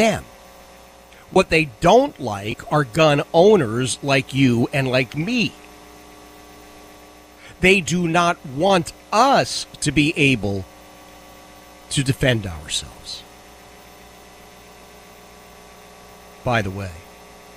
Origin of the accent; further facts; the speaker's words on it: Philadelphia, Pennsylvania, United States; now in Virginia, United States; I grew up in Philadelphia